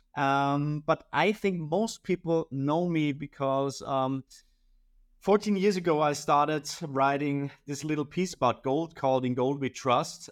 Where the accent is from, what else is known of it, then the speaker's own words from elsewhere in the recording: Austria; I'm from Austria